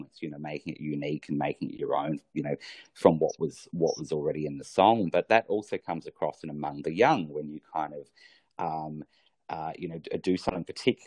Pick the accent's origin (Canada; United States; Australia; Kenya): Australia; I come from Australia where we have spectacular beaches